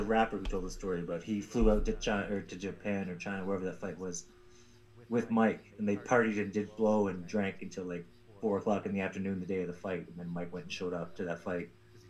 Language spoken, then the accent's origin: English; Canada; I was a Wacky growing up in Canada.